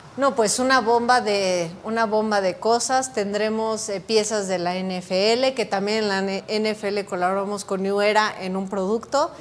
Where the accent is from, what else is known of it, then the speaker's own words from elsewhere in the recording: Texcoco, State of Mexico, Mexico; somos de Texcoco